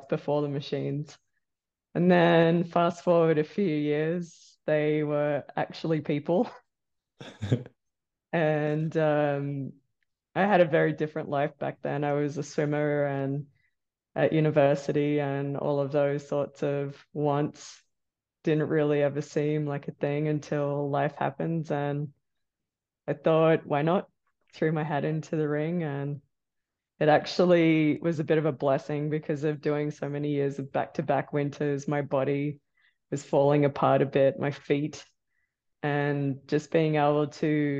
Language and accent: English; Thredbo, New South Wales, Australia; now in Fernie, Canada; I'm from Thredbo, but right now I'm living in Fernie in British Columbia